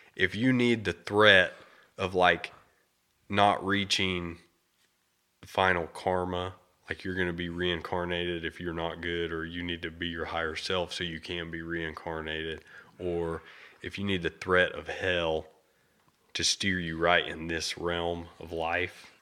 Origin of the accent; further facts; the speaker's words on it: United States; I was born in America